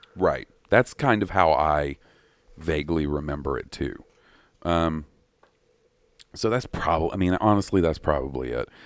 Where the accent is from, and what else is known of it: the South, United States; accent: Southern